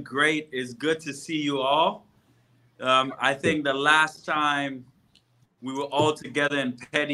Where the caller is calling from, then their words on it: Ghana; You know, I'm streaming live from Ghana.